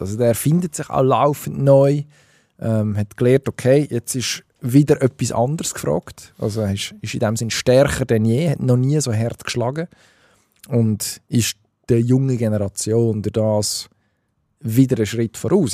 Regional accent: Switzerland; wir sind ja ein Schweizer Podcast

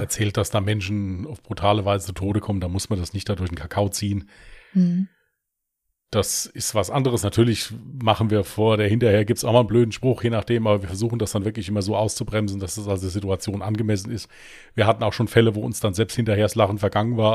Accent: Germany; accent: Westerwälder Platt; ich komme aus dem Westerwald

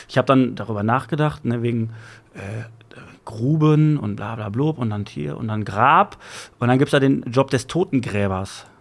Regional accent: Bottrop, North Rhine-Westphalia, Germany; Bottrop, Ruhrgebiet

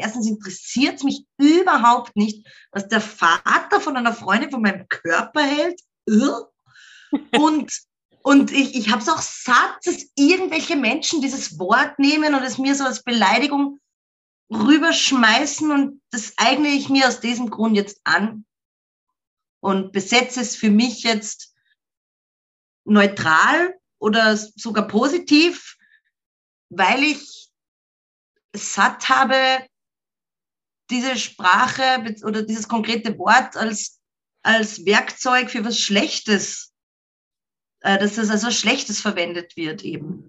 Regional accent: Ebensee, Upper Austria, Austria; first language German; ich komme aus, einem, äh, aus einer Marktgemeinde im so ein Dorf, mehr oder weniger. Ich meine, es ist nicht so klein, es sind schon 7000 Leute, die dort wohnen

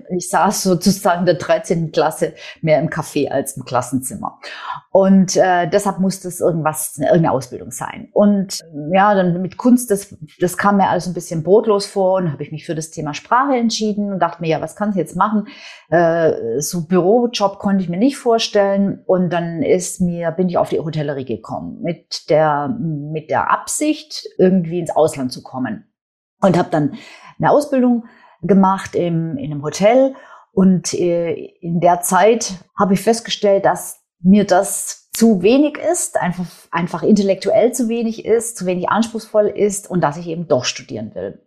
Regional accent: Swabia, Germany; accent: Swabian; ich bin, wie man auch so ein bisschen hört, wer, wer sich auskennt, ich bin gebürtige Schwäbin, ich bin in einem schwäbischen Unternehmerhaushalt aufgewachsen

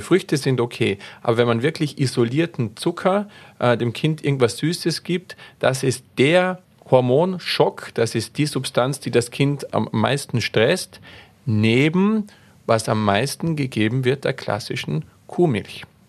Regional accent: Austria; bei uns in Österreich

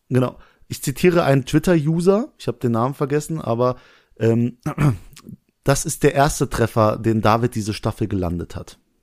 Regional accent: Langweiler, Germany; ich komme aus Langweiler, da wohne ich

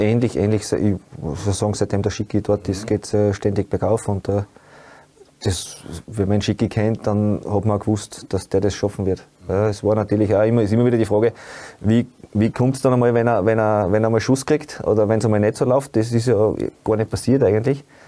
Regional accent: Upper Styria, Austria; moved away; bei uns in Obersteiermark gekommen sind 500 oder 600 Einwohner und da hat es halt nicht allzu viel gegeben

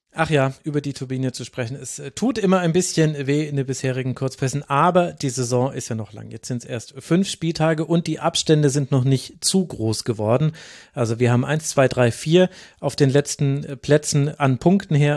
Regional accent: Franconia, Bavaria, Germany; für mich als gebürtigen Franken

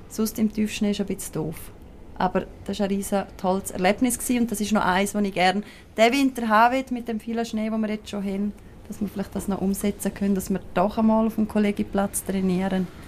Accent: Graubünden, Switzerland; Ähm, also man hört es ja sehr gut. Also ich komme aus Graubünden.

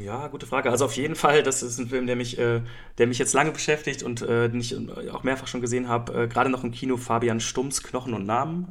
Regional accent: Germany; als Deutscher

